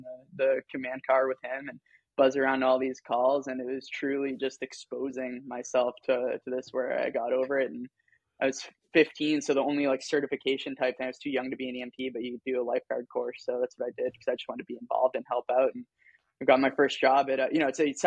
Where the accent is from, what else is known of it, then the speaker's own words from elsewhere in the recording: South Shore of Massachusetts, United States; also born or lived in New Hampshire; I grew up in the South Shore of Massachusetts, and, you know, my parents have the much more pronounced Boston accent than